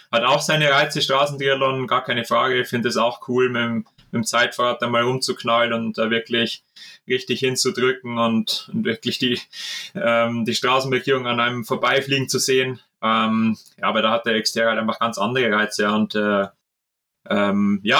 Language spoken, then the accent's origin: German; Regensburg, Bavaria, Germany; Ich sage auch aus meiner Heimatstadt Regensburg, ähm, da gibt es auch einen netten kleinen Verein.